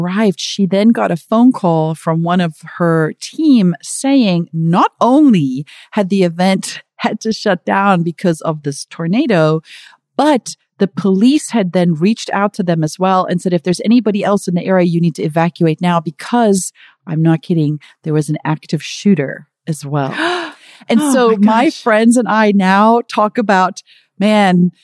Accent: South Africa; I'm from South Africa

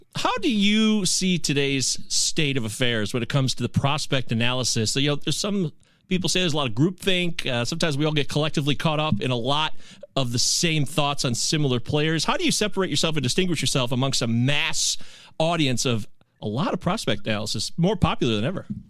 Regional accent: Detroit, Michigan, United States; a Metro Detroiter, so I'm in the Midwest

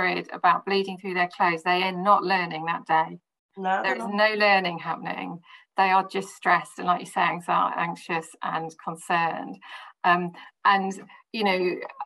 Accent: Midlands, United Kingdom; where I grew up in the Midlands

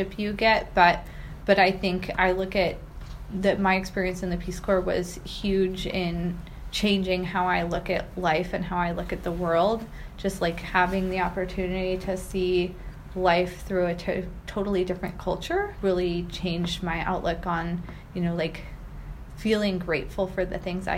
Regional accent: Pacific Northwest, United States; growing up in the Pacific Northwest

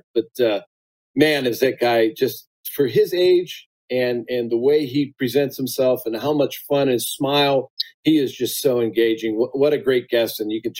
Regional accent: Pittsburgh, Pennsylvania, United States; moved away as an adult; also born or lived in Tulsa, Oklahoma / Washington, D.C.; now in Pittsburgh, United States; I grew up outside of Pittsburgh. I went far away to Tulsa, Oklahoma, and then I came back to D.C.

